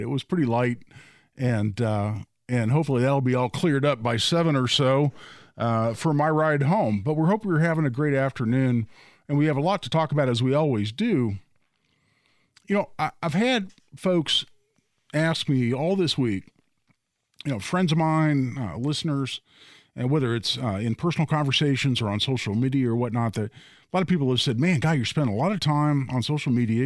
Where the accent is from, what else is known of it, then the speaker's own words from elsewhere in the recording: Carmel, Indiana, United States; also born or lived in Beech Grove, Indiana; now in Zionsville, United States; I grew up in Carmel.